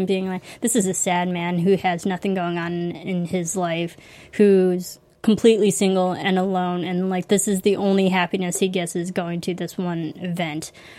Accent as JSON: {"language": "English", "town": "Chicago", "region": "Illinois", "country": "United States", "said": "So way to go, Illinois, for go breeding Chicago. Serial killers. My home state."}